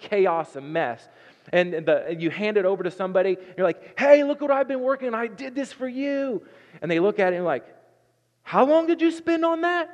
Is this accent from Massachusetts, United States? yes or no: no; Southern Ohio, United States; moved away as an adult; now in Nebraska, United States; I'm from Southern Ohio, and so God says y'all in my book